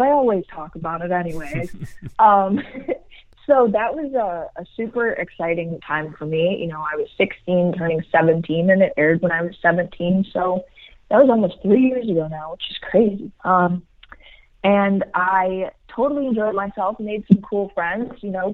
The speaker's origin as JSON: {"language": "English", "town": "Cleveland", "region": "Ohio", "country": "United States", "tie": "born or raised there", "moved": "yes", "lives_now": "Miami, United States", "said": "Cleveland is just a great place to live and to have grown up"}